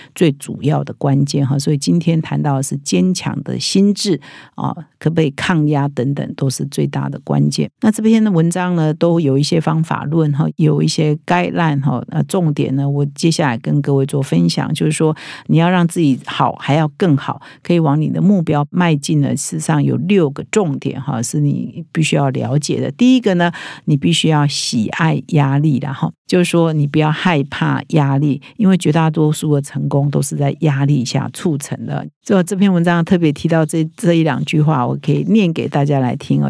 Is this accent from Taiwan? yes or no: yes; Taiwan; 我们我觉得我们台湾人比较没有那么重视这个啦，